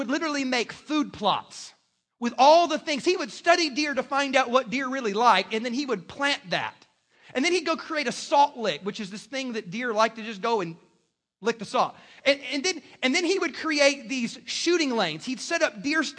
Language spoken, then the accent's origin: English; South Carolina, United States; moved away; I'm from South Carolina.